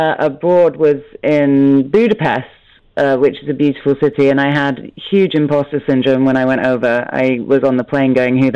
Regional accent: London, United Kingdom; I come from London

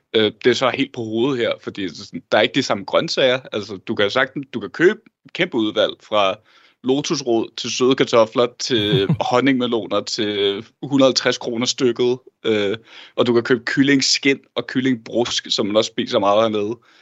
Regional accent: Denmark; vi er begge to fra Danmark og bor også i Danmark

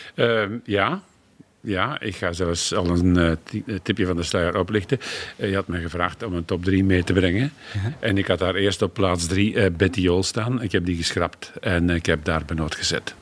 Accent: Flanders, Belgium; als Vlaming

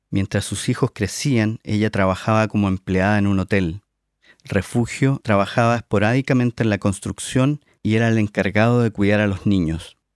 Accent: Chile; now in San Francisco, United States; Yo llegué a vivir ahí hace 25 años, cuando emigré de Chile a Estados Unidos con el sueño de estudiar cine.

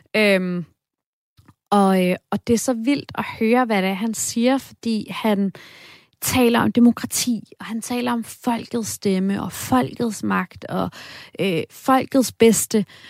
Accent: Denmark; jeg er fra Danmark

